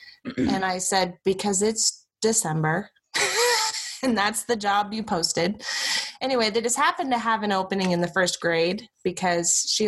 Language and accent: English; Utah, United States; moved away; also born or lived in South Africa; I already said that. I am from Utah